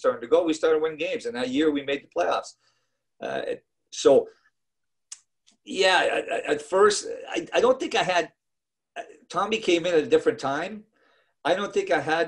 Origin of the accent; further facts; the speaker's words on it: Montreal, Quebec, Canada; moved away as an adult; I'm from Montreal and my team's the Montreal Canadiens